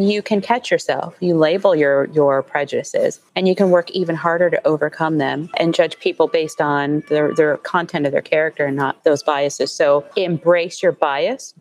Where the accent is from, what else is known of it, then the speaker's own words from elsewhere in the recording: Columbus, Ohio, United States; moved away; I'm originally from Columbus, Ohio